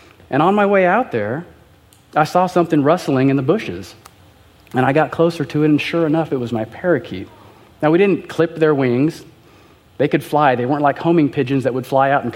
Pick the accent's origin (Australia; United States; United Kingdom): United States; Southern California; I was raised in Southern California, yes, in a Christian family.